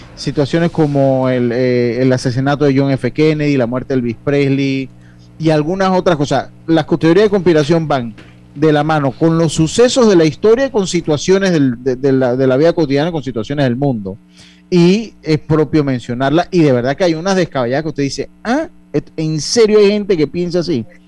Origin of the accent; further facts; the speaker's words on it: Panama; como nosotros estábamos en el virreinato del Perú, nosotros somos otra historia